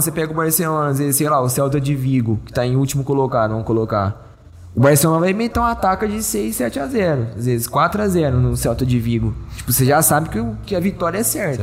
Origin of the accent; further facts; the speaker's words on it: Brazil; eu sou brasileiro